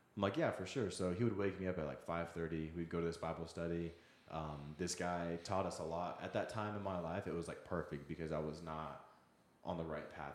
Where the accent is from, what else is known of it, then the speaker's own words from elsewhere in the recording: Wichita, Kansas, United States; also born or lived in Seattle; now in Kansas City, United States; I grew up in the Wichita area there for a while after I had moved here from Seattle.